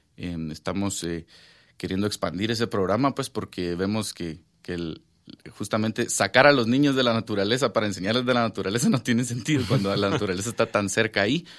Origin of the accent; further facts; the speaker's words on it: Guatemala; yo crecí aquí en Guatemala toda mi vida